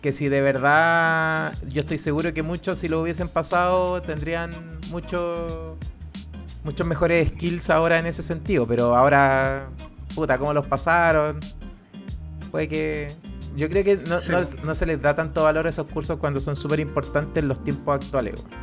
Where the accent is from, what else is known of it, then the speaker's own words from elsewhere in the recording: Curicó, Maule, Chile; moved away as an adult; now in Santiago, Chile; yo soy de Curicó